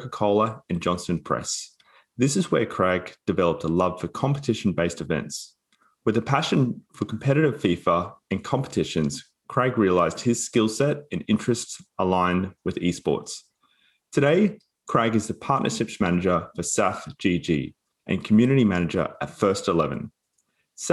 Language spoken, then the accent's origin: English; Queensland, Australia; as an Australian who's born in Queensland